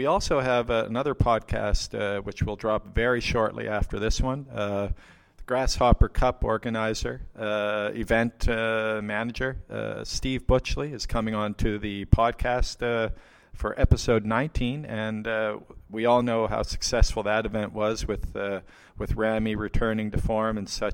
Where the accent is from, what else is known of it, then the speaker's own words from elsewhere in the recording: Canada; me being Canadian